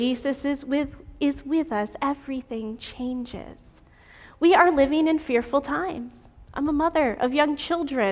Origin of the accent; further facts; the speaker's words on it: New York, United States; I am from New York State, and every year we went to camp meeting on the campus of Union Springs Academy